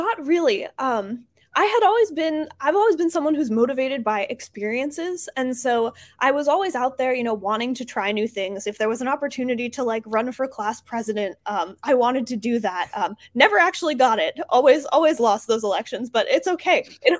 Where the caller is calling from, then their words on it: Baltimore, Maryland, United States; I am coming in from Baltimore, Maryland today.